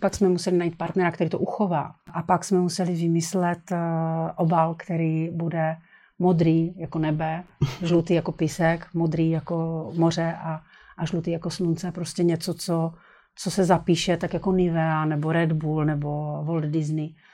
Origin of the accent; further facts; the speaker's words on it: Brno, South Moravian Region, Czechia; Já jsem z Brna, tak to jsem takový poloviční Slovák.